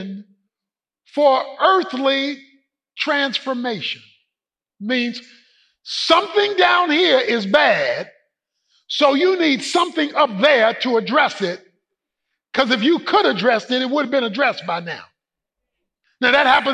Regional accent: Baltimore, Maryland, United States; moved away; go home to Baltimore, to the old neighborhood. The place where I grew up on Poplar Grove Street

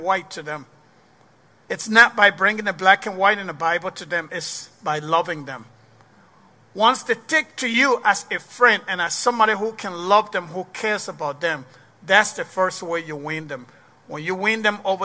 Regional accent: Liberia; also born or lived in Ghana / Ivory Coast; now in Waterloo, United States; So the war started, and then I left Liberia in the 90s

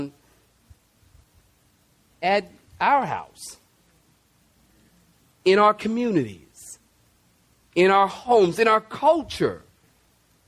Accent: United States; I am patriotic. I love the U.S. of A.

